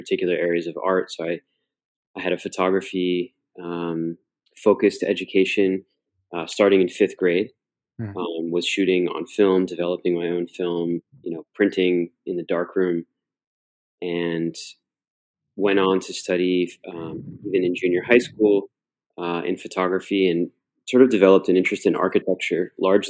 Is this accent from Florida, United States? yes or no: yes; Miami, Florida, United States; also born or lived in Cleveland, Ohio; now in New York City, United States; I was born in Cleveland, Ohio, moved to Miami when I was quite young. Grew up in Miami